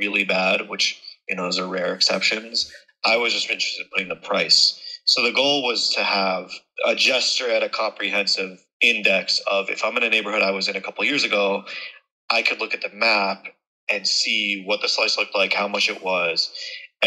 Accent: New York City, New York, United States; also born or lived in Brooklyn; I was born in Manhattan, but I live in Brooklyn

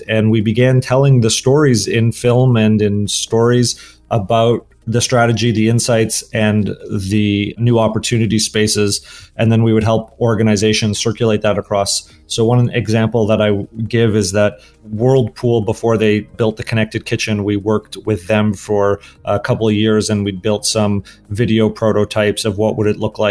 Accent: Toronto, Ontario, Canada; moved away as an adult; also born or lived in Los Angeles, United States; I grew up in Toronto, Canada. I then moved to the US in my early 20s and then ended up in Los Angeles for graduate

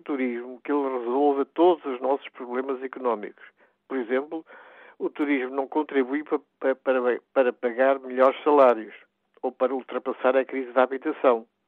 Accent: Portugal

